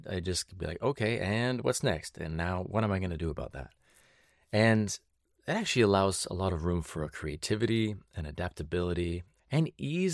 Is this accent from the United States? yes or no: no; British Columbia, Canada; growing up in the South Central interior of BC